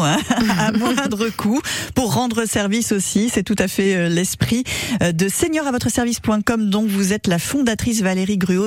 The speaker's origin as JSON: {"language": "French", "area": "Sarthe", "region": "Pays de la Loire", "country": "France", "said": "chez nous, en Sarthe"}